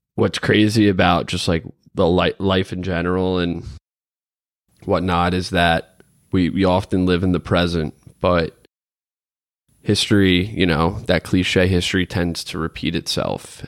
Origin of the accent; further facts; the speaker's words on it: United States; as an American